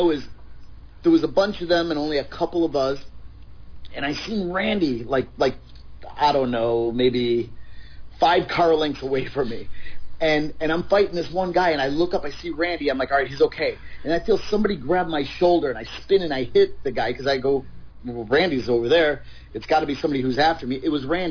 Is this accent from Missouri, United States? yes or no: no; Chicago, Illinois, United States; moved away as an adult; now in California, United States; Chicago. Right in Chicago, in the heart of it